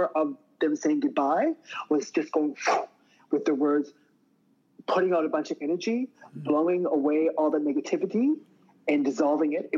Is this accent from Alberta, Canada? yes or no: no; Truro, Nova Scotia, Canada; moved away; growing up in Truro, Nova Scotia, next to the Millbrook Indian Reserve